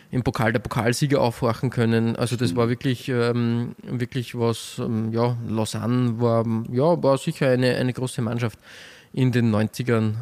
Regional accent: Austria; als Österreicher

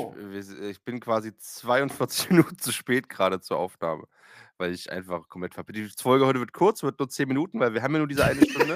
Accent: Eisenach, Thuringia, Germany; bei uns in Eisenach

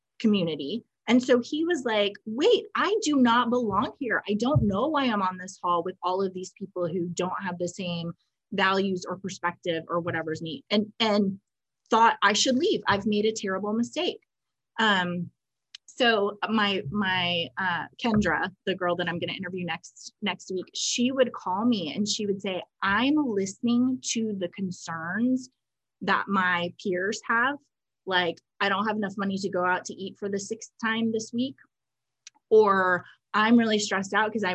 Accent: New York, United States; moved away; I'm from New York

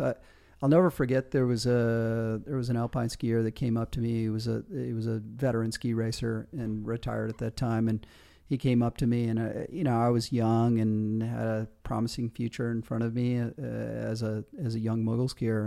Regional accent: Michigan, United States; moved away as an adult; also born or lived in Colorado / Australia; leaving my hometown in Michigan

